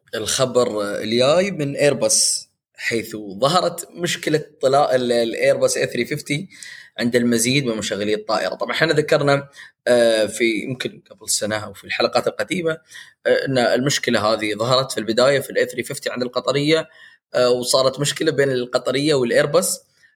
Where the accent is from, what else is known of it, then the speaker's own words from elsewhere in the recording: United Arab Emirates; عندنا في الامارات